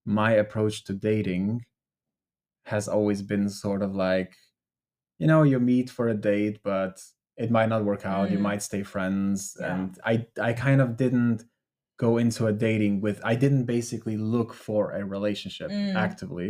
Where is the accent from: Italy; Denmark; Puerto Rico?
Denmark; also born or lived in Albania; growing up in Denmark